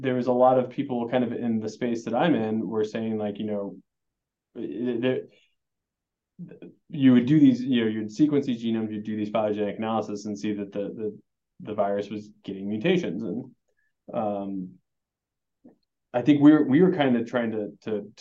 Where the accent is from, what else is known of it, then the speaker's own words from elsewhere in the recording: Springfield, Nebraska, United States; moved away; So I'm actually from Nebraska. I'm a Nebraskan, from Springfield, so not far down the road. My family's still here.